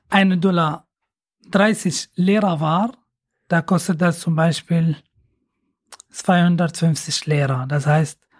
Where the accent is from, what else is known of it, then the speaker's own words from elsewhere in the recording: Aleppo, Aleppo Governorate, Syria; moved away as an adult; now in Germany; Äh, also aus Syrien